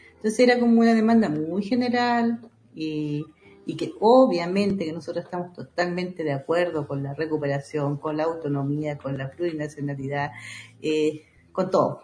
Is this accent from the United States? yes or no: no; Panguipulli, Los Ríos, Chile; moved away; soy oriunda de, la comunidad Panguilelfun, eso queda en Panguipulli, en la provincia de Valdivia